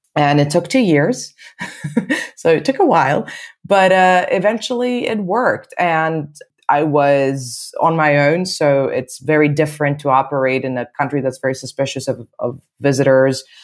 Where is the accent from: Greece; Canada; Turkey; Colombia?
Greece; Athens, Attica; moved away as an adult; also born or lived in United Kingdom; now in Brussels, Belgium; So I was born in Greece and I was raised in Athens